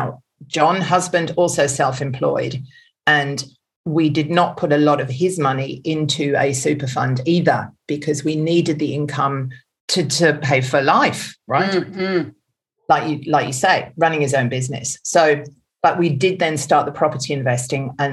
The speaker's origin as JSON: {"language": "English", "country": "Germany", "tie": "born or raised there", "also_born_or_lived": "England", "moved": "yes", "lives_now": "Australia", "said": "I'm actually German by birth"}